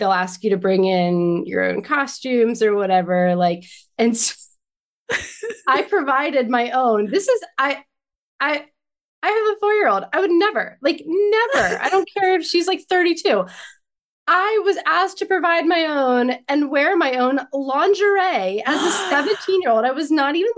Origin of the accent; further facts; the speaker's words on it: Annapolis, Maryland, United States; I grew up in Annapolis, which was kind of like smack dab in the middle between Baltimore and DC